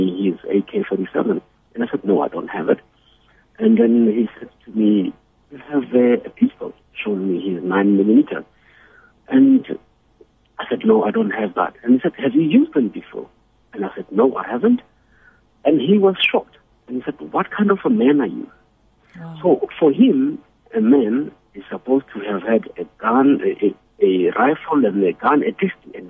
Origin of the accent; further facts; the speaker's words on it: Soweto, Gauteng, South Africa; I've lived through violence in my growing up in Soweto